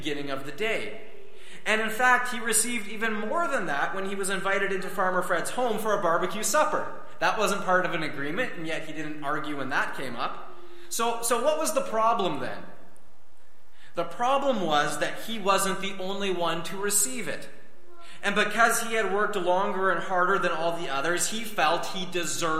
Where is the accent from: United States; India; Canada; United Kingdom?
Canada; us being born here in Canada